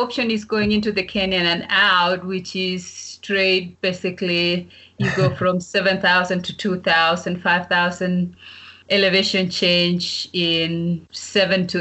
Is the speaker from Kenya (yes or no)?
yes; Kapsabet, Nandi County, Kenya; moved away as an adult; also born or lived in Arkansas, United States / Georgia, United States; growing up in Kapsabet